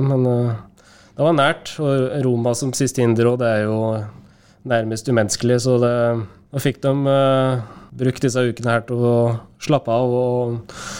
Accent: Norway; moved away as an adult

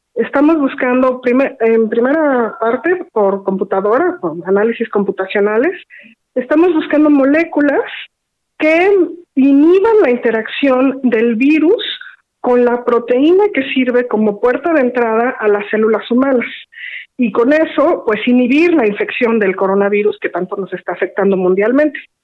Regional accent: Mexico; nosotros como mexicanos

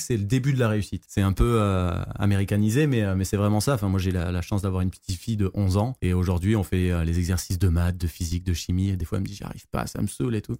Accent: Marseille, Provence-Alpes-Côte d'Azur, France; je suis de Marseille

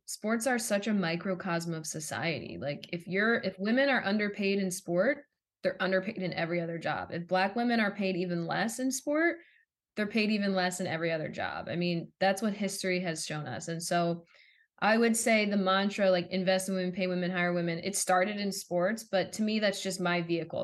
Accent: Philadelphia, Pennsylvania, United States; I grew up in the Philadelphia area

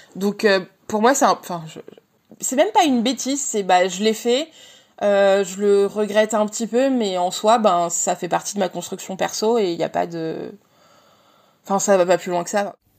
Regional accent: Montpellier, Occitania, France; now in Paris region, France; j'ai 34 ans et je viens de Montpellier. J'habite en région parisienne

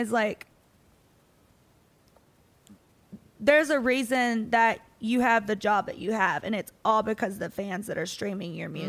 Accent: Kentucky, United States; now in Nashville, United States; But I was raised in the South.

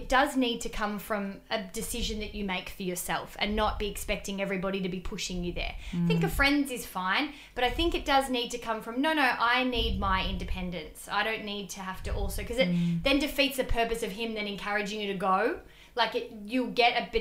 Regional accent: Melbourne, Victoria, Australia; moved away as an adult; now in Sydney, Australia; I grew up in Melbourne, so I've only been in Sydney for a couple of years.

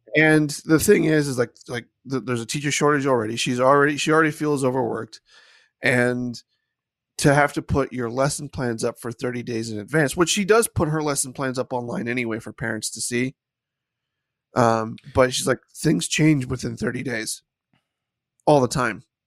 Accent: United States; I have an Irish heritage, but no, I'm American.

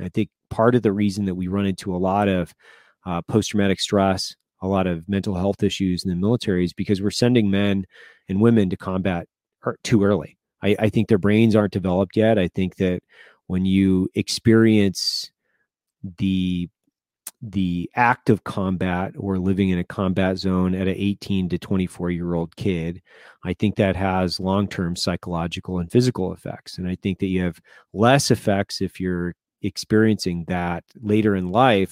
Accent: Lewiston, Idaho, United States; moved away; I grew up in Lewiston, Idaho

